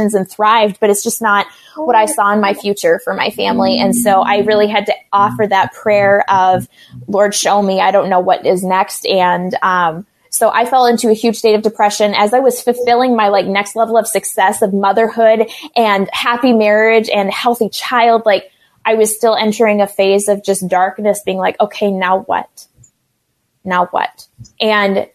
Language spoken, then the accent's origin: English; Minnesota, United States; I am a Minnesota mama. I've been born and raised in this state